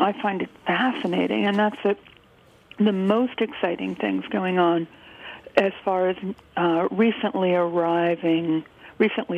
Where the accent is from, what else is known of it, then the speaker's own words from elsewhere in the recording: Columbus, Ohio, United States; now in New York City, United States; my hometown that I couldn't leave fast enough